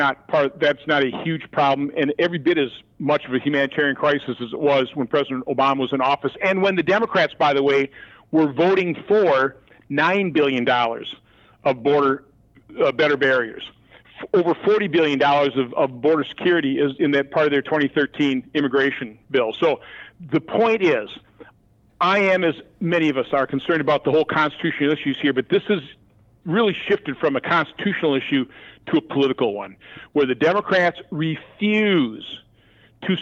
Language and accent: English; Minneapolis, Minnesota, United States; now in Wisconsin, United States; I remember growing up in the Minneapolis area